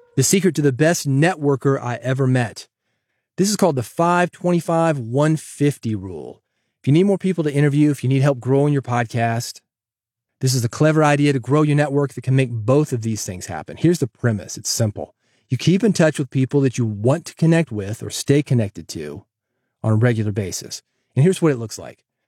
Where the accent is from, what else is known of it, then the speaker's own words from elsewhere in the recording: Nashville, Tennessee, United States; Growing up in Nashville